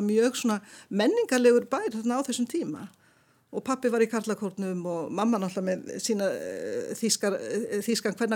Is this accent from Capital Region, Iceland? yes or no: no; Siglufjörður, Northeastern Region, Iceland; also born or lived in Dresden, Germany; Ég er viðað, ég er, mamma mín er þísk ég er fætt í Dresden þegar ég sögur frá Jútborg þar sem að fóröldra minni voru við háskóluna. En svo flyttu við frá Dresden til Siglufjörða þegar ég er svona rúmlega tvekkjára